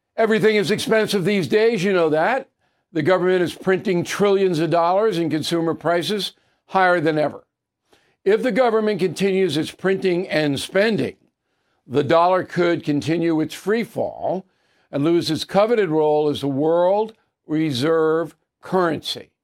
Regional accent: Levittown, New York, United States; I grew up with him in Levittown, New York

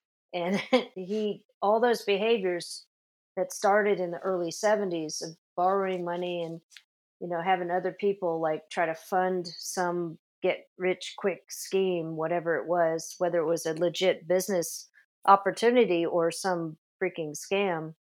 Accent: Las Vegas, Nevada, United States; born there; now in California, United States; I was born in Las Vegas initially, but California was really calling my name with all the movies and all the music coming out of California.

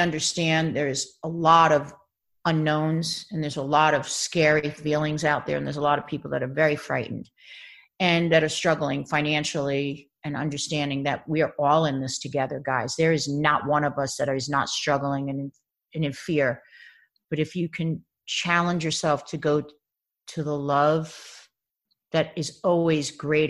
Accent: Baldwin, New York, United States; moved away as an adult; also born or lived in The Bronx; now in Los Angeles, United States; I grew up in Baldwin, Long Island. Yeah. But I mean, I was born in New York City Hospital.

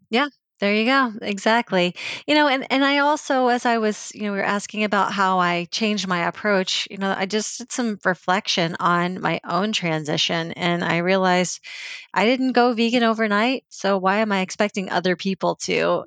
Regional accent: Virginia, United States; I grew up in Virginia

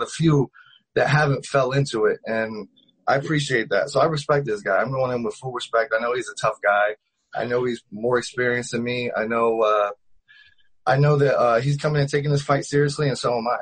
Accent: Ohio, United States; now in Las Vegas, United States; I started out in Ohio. I'm from Ohio, small town

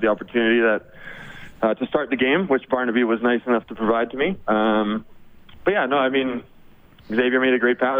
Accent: Edmonton, Alberta, Canada; to be a pro in my hometown

